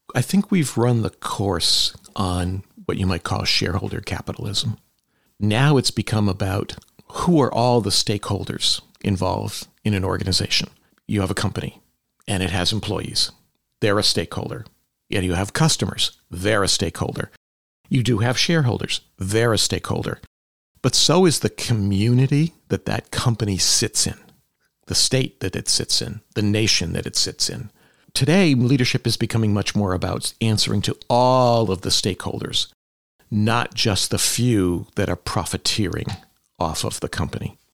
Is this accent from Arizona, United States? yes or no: no; Palmer, Massachusetts, United States; also born or lived in Lenox, Massachusetts; I grew up in Western Massachusetts, mostly in Palmer